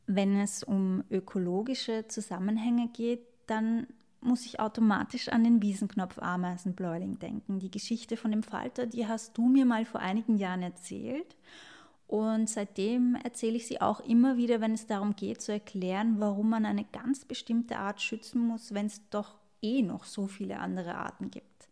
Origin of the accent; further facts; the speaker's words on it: Vienna, Austria; Ich als Wienerin in einer Großstadt